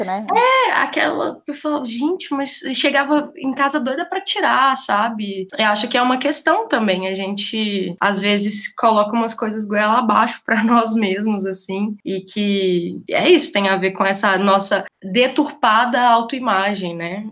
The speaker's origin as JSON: {"language": "Portuguese", "town": "Divinópolis", "region": "Minas Gerais", "country": "Brazil", "moved": "yes", "said": "eu sou de Divinópolis, que é a capital mineira da moda"}